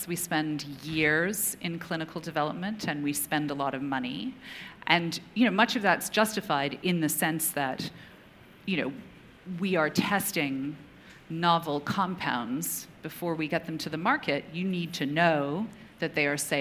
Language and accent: English; Canada; moved away; also born or lived in United Kingdom; I grew up in Canada, remote part of Canada